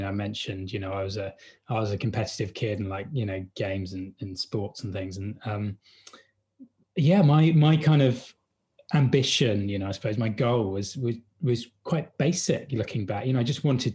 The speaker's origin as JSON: {"language": "English", "area": "Hampshire", "region": "South East England", "country": "United Kingdom", "tie": "born or raised there", "moved": "yes", "said": "I grew up in a village, a little, you know, English countryside village, you know, in Hampshire, so not too far away from London."}